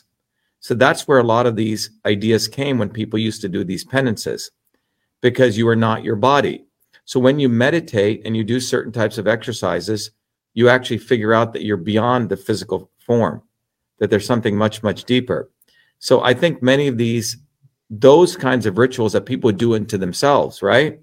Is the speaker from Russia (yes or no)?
no; India; moved away; also born or lived in New Jersey; I grew up in India